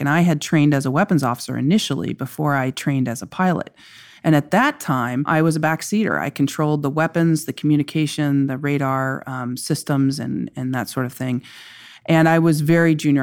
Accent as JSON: {"language": "English", "region": "Kentucky", "country": "United States", "said": "I'm just somebody who's an American, who's a Kentuckian"}